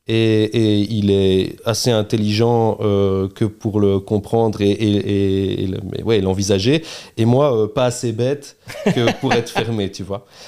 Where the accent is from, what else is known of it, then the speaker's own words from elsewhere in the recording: Charleroi, Wallonia, Belgium; also born or lived in Beaumont / Fleurus / Brussels; on est Carolo